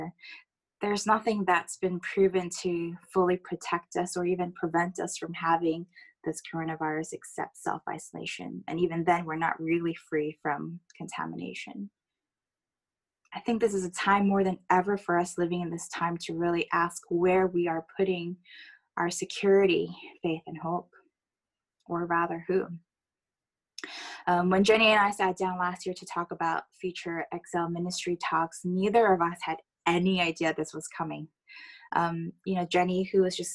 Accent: United States; accent: American; moved away; I am American

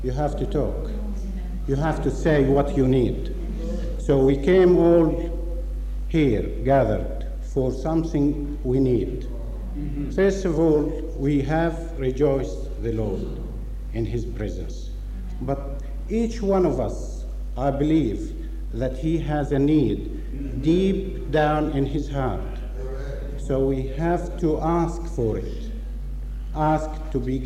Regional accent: Australia; From Australia

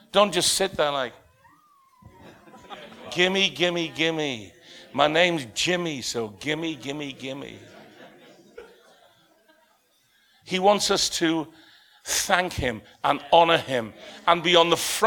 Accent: the North East, North East England, United Kingdom; moved away as an adult; also born or lived in Bradford; now in Leicester, United Kingdom; I'm from the Northeast, where everybody's responsive

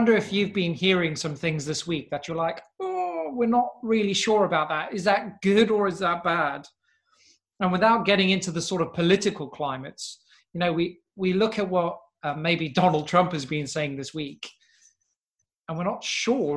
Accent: South Africa; when we were growing up in South Africa

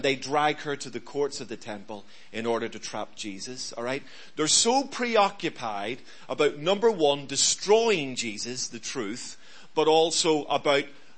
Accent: Belfast, Northern Ireland, United Kingdom; I grew up in Belfast

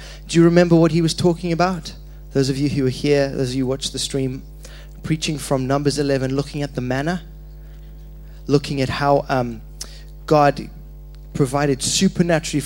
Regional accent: Zimbabwe; moved away; I was born in Zimbabwe.

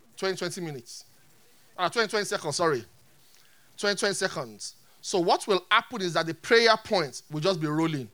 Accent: Nigeria; I'm a Nigerian.

